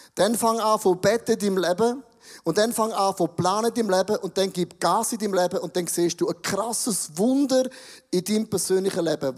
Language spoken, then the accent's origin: German; Buchs, St. Gallen, Switzerland; Ich komme aus dem Rheintal, Buchs, eine Weltstadt, eine Weltmetropole.